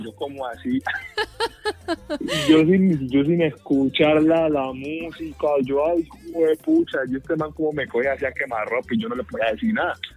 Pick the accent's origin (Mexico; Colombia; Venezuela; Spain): Colombia; Quibdó, Chocó; now in Medellín, Colombia; yo me fui a vivir a Quibdó.